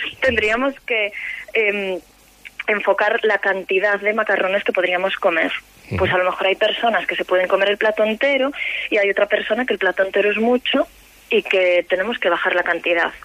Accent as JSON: {"language": "Spanish", "region": "Galicia", "country": "Spain", "said": "Como buena gallega"}